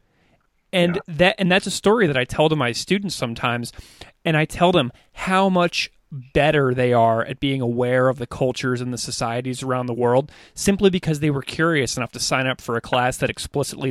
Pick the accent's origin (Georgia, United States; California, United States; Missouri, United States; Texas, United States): Missouri, United States; I grew up in Missouri